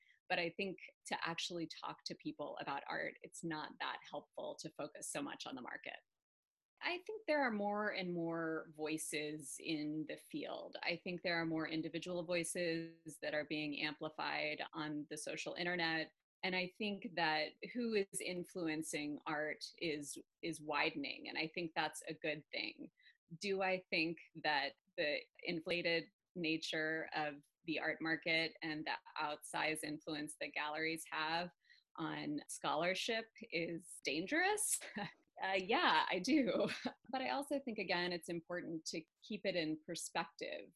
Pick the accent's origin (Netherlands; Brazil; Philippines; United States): United States; Birmingham, Alabama; moved away; I grew up in Birmingham, Alabama, to parents who were not Southerners. So I was always kind of an outsider, even though I lived there from the age of 1 to 18.